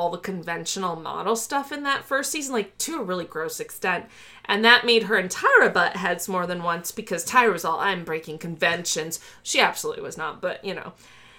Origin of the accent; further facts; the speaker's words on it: Chicago, Illinois, United States; I'm from Chicago.